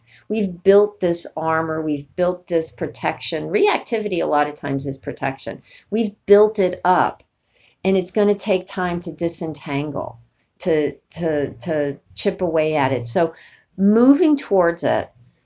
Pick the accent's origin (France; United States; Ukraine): United States; East Coast; growing up on the East Coast, as I did